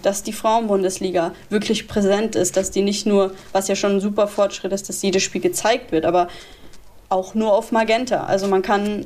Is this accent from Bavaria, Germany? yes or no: yes; Würzburg, Bavaria, Germany; also born or lived in Munich / Freiburg; now in Cologne, Germany; in Würzburg, wo ich geboren bin